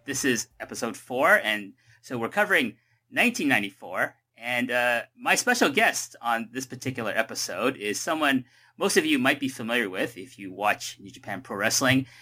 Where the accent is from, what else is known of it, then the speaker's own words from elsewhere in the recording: Toronto, Ontario, Canada; I'm from Toronto